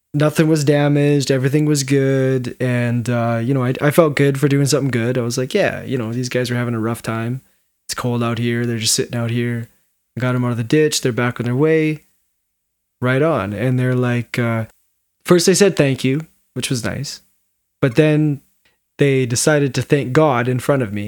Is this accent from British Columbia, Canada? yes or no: yes; Williams Lake, British Columbia, Canada; I grew up in Williams Lake. I'd lived up that road since I was four years old